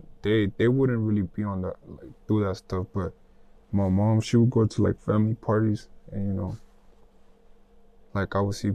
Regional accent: Missouri, United States; also born or lived in Honduras / Los Angeles / Texas; Oh, so like I wasn't born here. Okay. I wasn't born here. I came here like at a very young age. I think I came here to Missouri when I was like, 7.

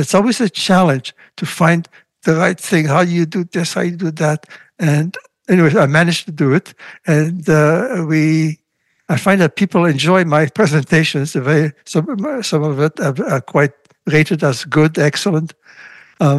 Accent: Latvia; born or raised there; first language Russian; English is a second language; now in Montreal, Canada

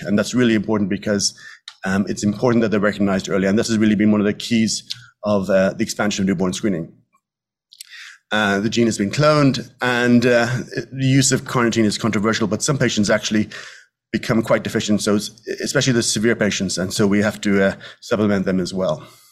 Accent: Dublin, Leinster, Ireland; moved away as an adult; also born or lived in New York; now in Westchester, United States; as I am from Ireland, I, we speak quite quickly

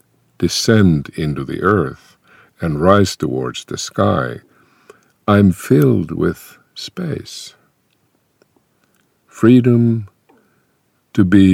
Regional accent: Finland; first language Finnish; English is a second language; my native language, Finnish

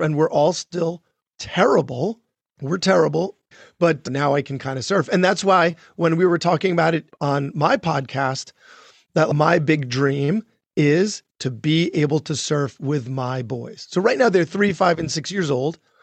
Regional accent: Long Island, New York, United States; I grew up on Long Island and never expected to be back there, but, but here I am

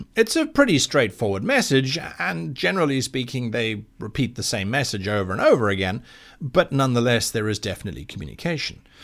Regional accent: South Africa; the Kalahari Desert in my home country of South Africa

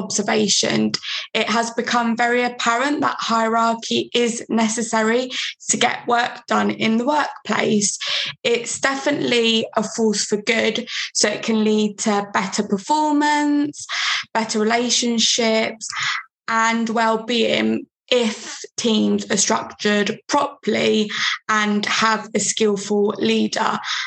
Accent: London, United Kingdom; I'm from London

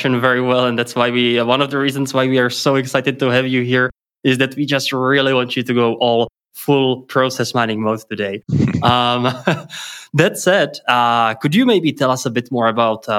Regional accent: Czechia; first language Czech; English is a second language; moved away; I'm not sure whether you're ever noticed based on my English pronunciation, but I'm not English. I'm actually from Czech Republic

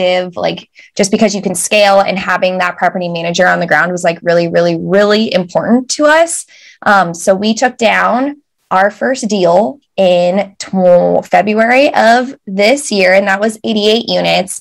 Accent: United States; moved away as an adult; now in United Kingdom; So we are very American

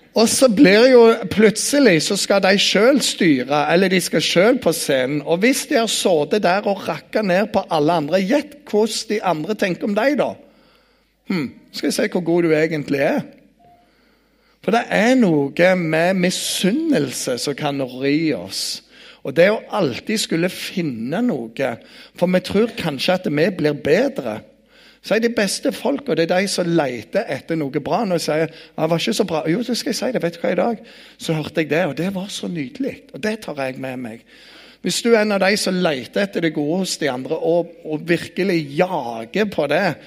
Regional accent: Bryne, Rogaland, Norway; jeg kommer fra Bryne

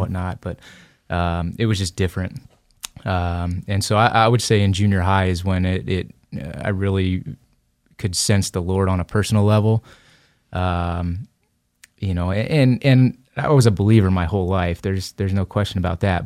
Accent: Anaheim, California, United States; moved away as an adult; now in Idaho, United States; I grew up in Anaheim, uh, California, in the heart of Orange County

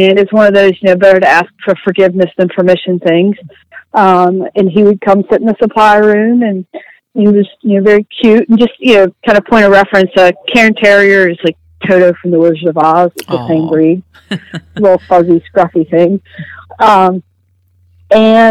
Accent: Virginia, United States; also born or lived in South Carolina; I grew up down in South Carolina and moved up to Virginia, where my family was from when I was about 10, and have been here and all over the United States since then

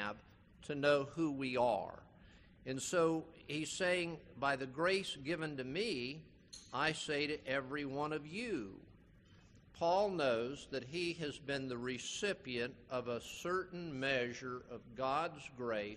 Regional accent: Palm Beach County, Florida, United States; I grew up in Palm Beach County

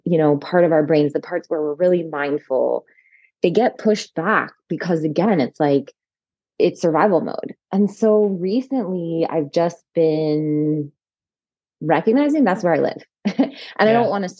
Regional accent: rural North Carolina, United States; also born or lived in Chapel Hill, North Carolina / Atlanta, Georgia; now in West Virginia, United States; I grew up in rural North Carolina, but went to high school in Chapel Hill

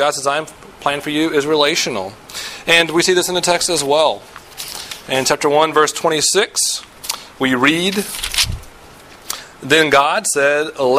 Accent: the South, United States; I'm from the South. I grew up in the South.

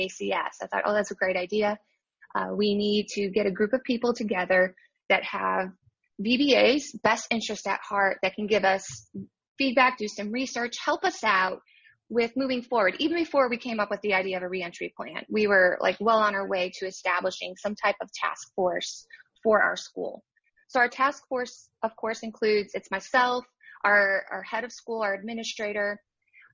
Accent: Chicago, Illinois, United States; moved away as an adult; now in Weatherford, United States; I'm originally from Chicago, and now I am in Weatherford, Texas

